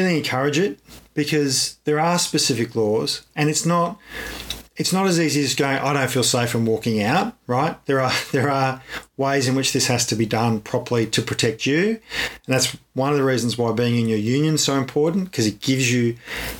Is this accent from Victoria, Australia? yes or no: yes; Ballarat, Victoria, Australia; I grew up in Ballarat. And come from Ballarat